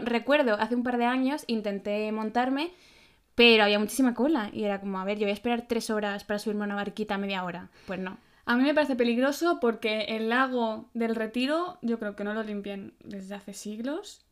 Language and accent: Spanish; Madrid, Community of Madrid, Spain; como buena madrileña